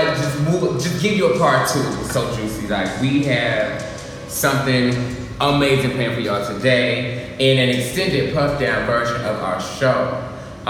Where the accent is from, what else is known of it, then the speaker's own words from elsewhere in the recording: Atlanta, Georgia, United States; also born or lived in Washington, D.C.; now in New York, United States; I'm from Atlanta